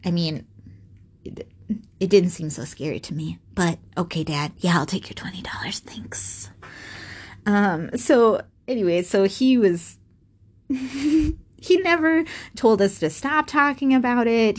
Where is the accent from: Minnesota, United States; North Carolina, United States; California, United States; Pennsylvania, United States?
Minnesota, United States; I was born and raised in Minnesota